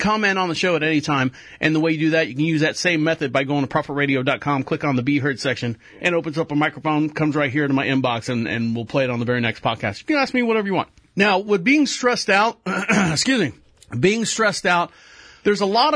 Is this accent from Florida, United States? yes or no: yes; Florida, United States; I'm from Florida